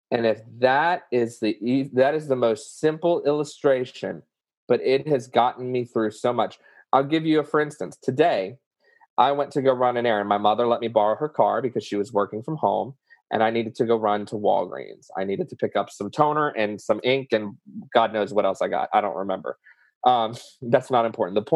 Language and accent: English; the South, United States; accent: southern; it's not easy, y'all, and that's my southern accent coming out, y'all.